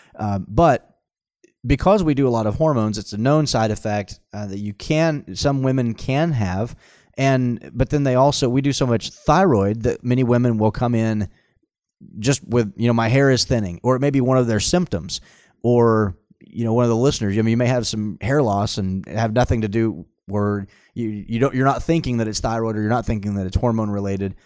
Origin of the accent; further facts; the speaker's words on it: Tulsa, Oklahoma, United States; born and raised in Tulsa